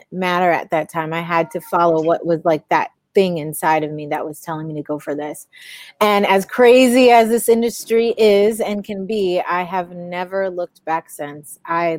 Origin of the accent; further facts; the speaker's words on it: Cleveland, Ohio, United States; moved away as an adult; also born or lived in Southern California; now in California, United States; My hometown is Cleveland, Ohio, the land